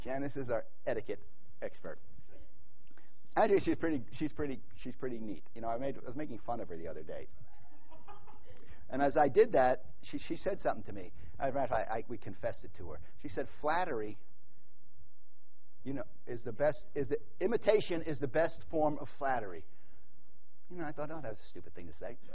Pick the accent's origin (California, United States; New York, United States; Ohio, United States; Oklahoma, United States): New York, United States; moved away; also born or lived in Middle East; I'm from New York. Then I moved to the Middle East